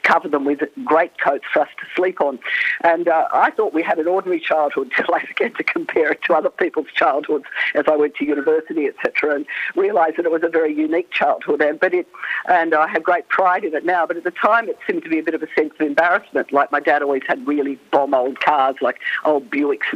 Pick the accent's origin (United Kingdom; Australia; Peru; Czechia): Australia; Sydney, New South Wales; I grew up on the Lane Cove River, which is right in the centre of Sydney